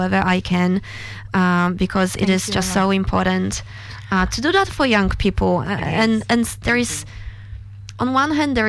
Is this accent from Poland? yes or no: yes; Poland; moved away; I grew up in Poland